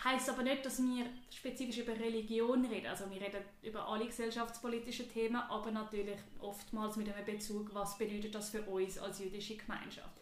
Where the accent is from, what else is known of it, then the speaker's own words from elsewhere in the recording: Switzerland; now in New York, United States; ich bin eine Frau, ich bin jüdisch, ich bin weiß, ich bin Schweizerin